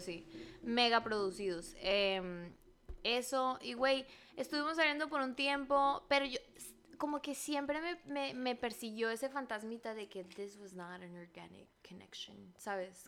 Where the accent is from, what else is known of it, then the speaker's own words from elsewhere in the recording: Benjamín Hill, Sonora, Mexico; now in Los Angeles, United States; yo soy de Benjamín Gil y todas las seis, mil personas que viven en ese pueblo